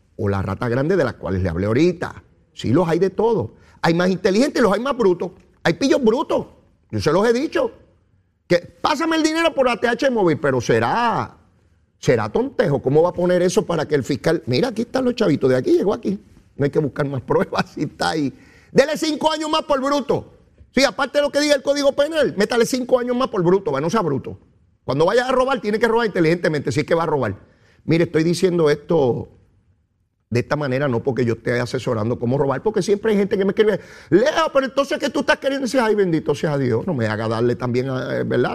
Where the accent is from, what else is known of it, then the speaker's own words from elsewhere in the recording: San Juan, Puerto Rico; Yo soy de San Juan